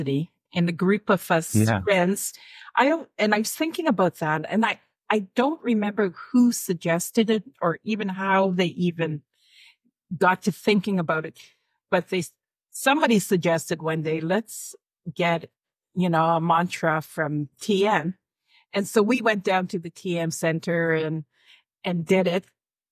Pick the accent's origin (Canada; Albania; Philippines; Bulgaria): Canada; Alberta; I'm from Alberta